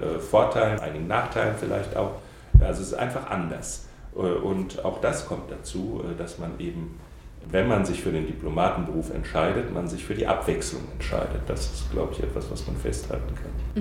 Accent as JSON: {"language": "German", "town": "Saarbrücken", "region": "Saarland", "country": "Germany", "tie": "born or raised there", "said": "Ich bin Saarländer, komme also in, äh, aus Saarbrücken, äh, der Hauptstadt des Saarlandes"}